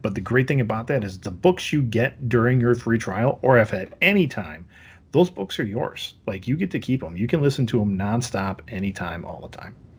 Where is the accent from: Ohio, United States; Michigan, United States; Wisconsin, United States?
Wisconsin, United States; growing up in Wisconsin